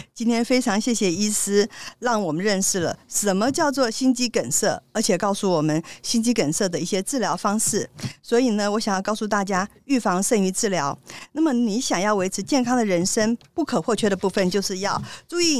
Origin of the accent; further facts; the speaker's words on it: Taiwan; 我们台湾人很可爱啊